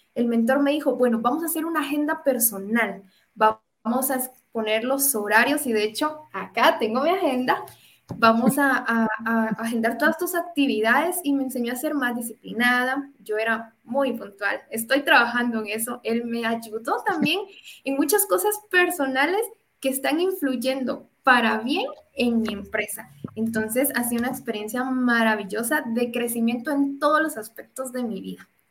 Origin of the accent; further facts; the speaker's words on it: Guatemala; Y en algún momento pensé en migrar y quedarme en otro país pero recapacito, reacciono y me doy cuenta que las oportunidades las puedo construir en mi país